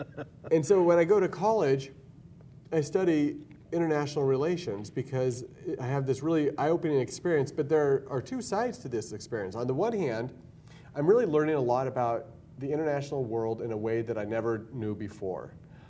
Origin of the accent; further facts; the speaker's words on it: Billings, Montana, United States; also born or lived in Belfry, Montana / Libby, Montana / Lahore, Pakistan / Missoula, Montana; So Billings is my hometown. That's where I moved when I was two. I lived in a little town called Belfry outside of Red Lodge. It's a really small ag town.